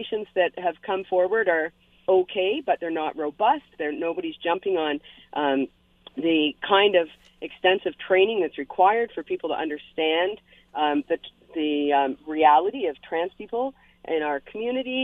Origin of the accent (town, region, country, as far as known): London, Ontario, Canada; now in Hamilton, Canada